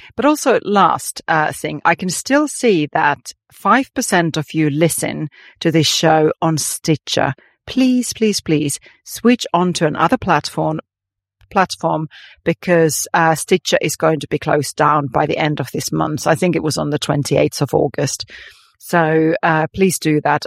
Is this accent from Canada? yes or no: no; Finland; moved away; growing up in Finland